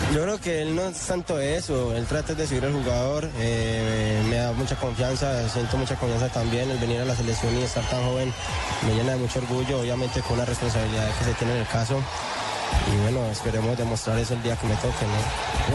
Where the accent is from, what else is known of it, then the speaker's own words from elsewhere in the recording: Colombia; como colombianos que somos y como sentimos nuestra patria